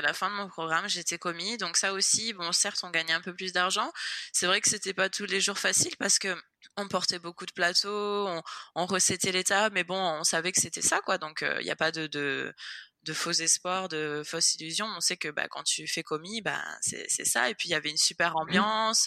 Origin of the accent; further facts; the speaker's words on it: Nice, Provence-Alpes-Côte d'Azur, France; moved away as an adult; now in Florida, United States; je suis niçoise, donc je suis née à Nice. J'ai vécu 25 euh, ans à Nice